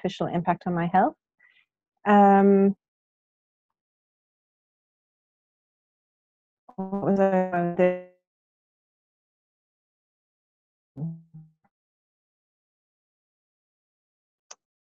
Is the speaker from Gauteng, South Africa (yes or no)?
no; Cape Town, Western Cape, South Africa; now in United Kingdom; I'm originally from Cape Town.